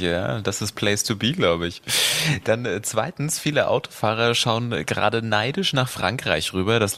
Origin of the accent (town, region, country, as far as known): Germany